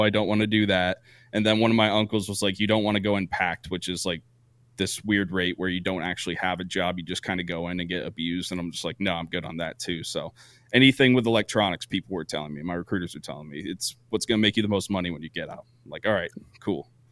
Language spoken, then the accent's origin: English; Vermont, United States; moved away as an adult; I grew up in Vermont